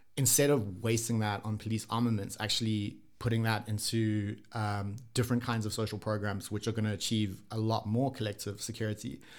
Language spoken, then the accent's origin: English; South Africa; also born or lived in Japan / Sweden; as a South African, when I was, like, you know, grew up here, kinda lived here